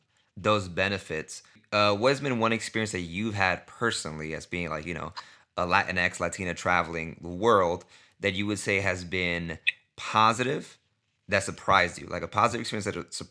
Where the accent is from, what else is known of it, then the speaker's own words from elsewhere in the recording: New York City, New York, United States; moved away; I was born in the States, and, you know, but I grew up obviously in a Dominican household, speaking to my parents in Spanish, but speaking to my brothers in English